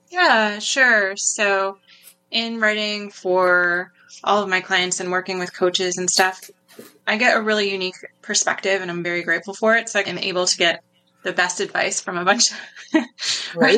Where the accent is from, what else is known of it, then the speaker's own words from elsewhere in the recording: New York, United States; moved away; I'm from New York originally, so I've definitely been through some cold winters